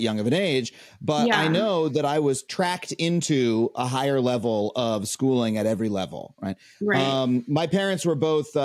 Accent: Long Island, New York, United States; I grew up on Long Island in an affluent suburb.

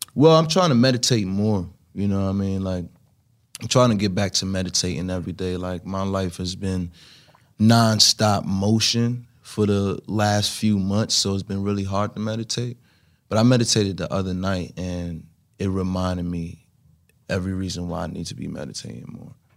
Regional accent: New York City, New York, United States; was kid growing up in Brooklyn

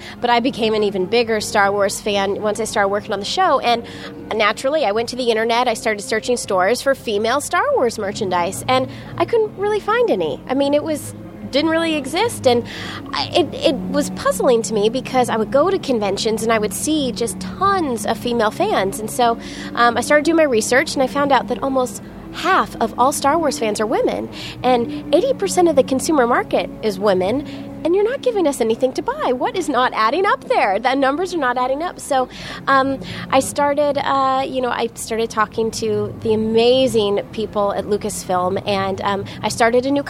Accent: Orlando, Florida, United States; We're both from Orlando

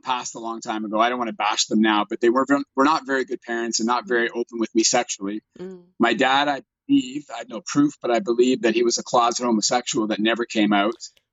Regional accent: Toronto, Ontario, Canada; I'm a Caucasian, born and raised in Canada. I live in Toronto

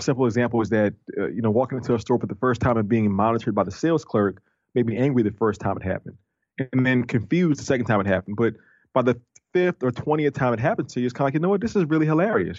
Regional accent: New Orleans, Louisiana, United States; I'm from New Orleans, and New Orleans is a tourist city.

